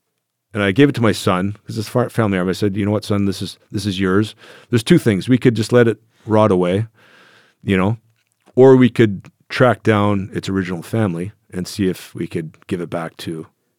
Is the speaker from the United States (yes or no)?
no; Germany; I think that's a result of my growing up in Germany as a youngster, you know, just castles were neat